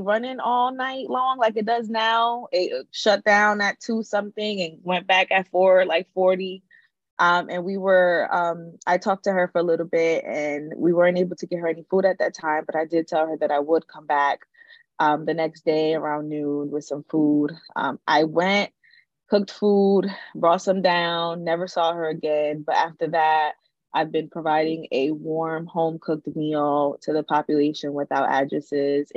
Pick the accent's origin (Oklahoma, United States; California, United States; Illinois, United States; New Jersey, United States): New Jersey, United States; Newark; I'm from Newark, born and raised